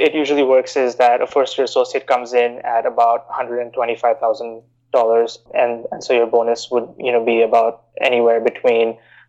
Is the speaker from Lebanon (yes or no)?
no; Bahrain; also born or lived in India; now in United States; So I grew up in the Middle East in Bahrain. I'm originally from India, came to the US to study for undergrad and decided to stay on here.